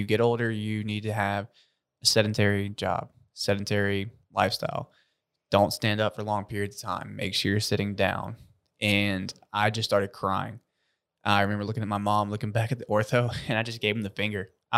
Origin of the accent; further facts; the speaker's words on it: South Georgia, United States; I'm born and raised in South Georgia.